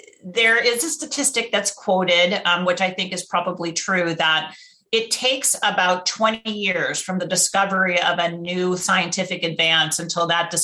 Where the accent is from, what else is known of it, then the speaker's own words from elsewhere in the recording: Rochester, New York, United States; moved away as an adult; now in San Francisco, United States; I grew up in Rochester, New York, I had one African-American young man in my whole high school class.